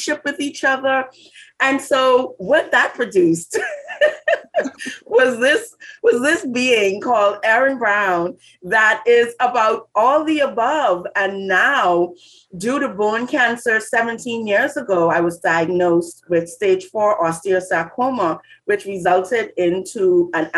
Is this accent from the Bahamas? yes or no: yes; Bahamas; growing up in the Bahamas